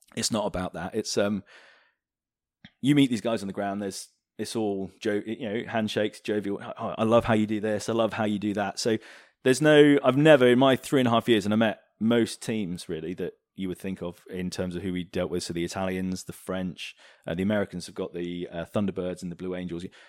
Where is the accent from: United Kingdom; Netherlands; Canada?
United Kingdom; We're, we're very British